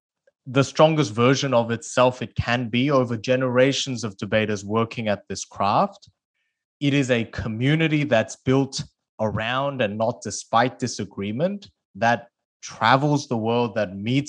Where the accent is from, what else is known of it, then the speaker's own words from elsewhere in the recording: South Korea; English is a second language; moved away; I started debating because I moved from South Korea to Australia and didn't speak the English language.